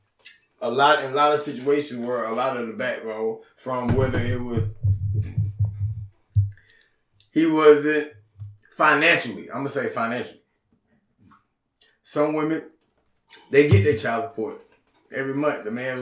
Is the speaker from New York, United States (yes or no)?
no; Auburn, Georgia, United States; I'm from Atlanta, nigga. I'm from Auburn.